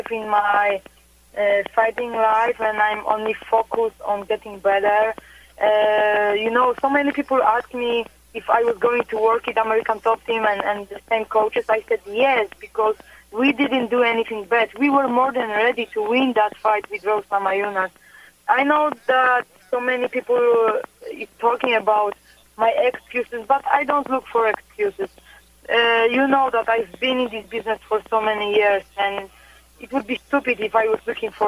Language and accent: English; Poland; I was born and raised in Poland